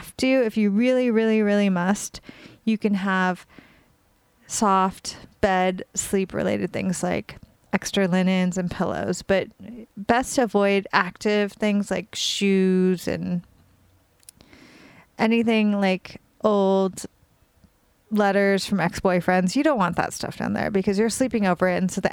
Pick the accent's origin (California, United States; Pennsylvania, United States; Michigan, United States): California, United States; now in New York, United States; I'm from California and I live in New York, and I'm in New York mostly now